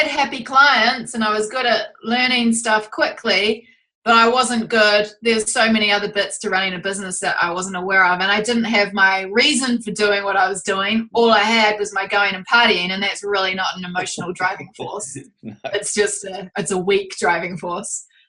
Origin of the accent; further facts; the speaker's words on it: Auckland, New Zealand; But we're from Auckland, New Zealand.